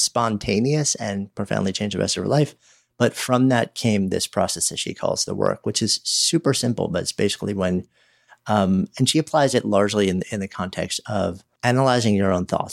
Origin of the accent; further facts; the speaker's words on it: around New York City, United States; I was raised around New York City, you know, like, just outside New York City, spent, you know, thirty years in the city